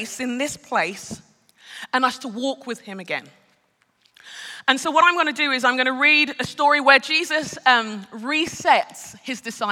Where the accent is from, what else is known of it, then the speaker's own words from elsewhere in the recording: London, United Kingdom; moved away as an adult; now in Minneapolis, United States; I'm a Brit. I'm born and raised in London. I'm Nigerian. I'm a Yoruba Nigerian as well